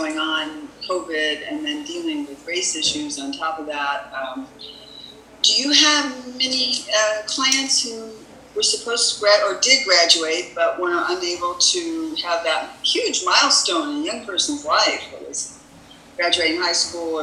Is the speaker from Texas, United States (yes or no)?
yes; Texas, United States; I grew up in Texas